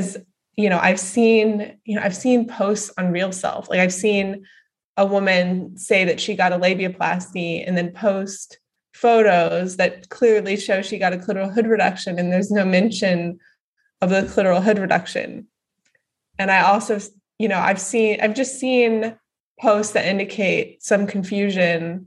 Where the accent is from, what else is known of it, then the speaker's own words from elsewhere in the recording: Dallas, Texas, United States; I grew up in Dallas, Texas.